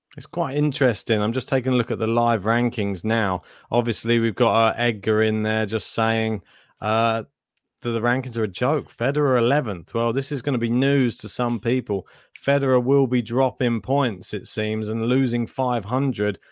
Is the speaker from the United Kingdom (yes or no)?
yes; United Kingdom